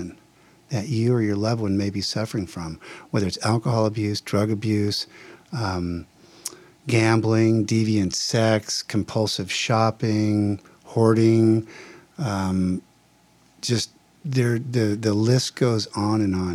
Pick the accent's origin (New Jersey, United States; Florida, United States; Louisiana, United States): New Jersey, United States; now in Palm Springs, United States; I'm from New Jersey originally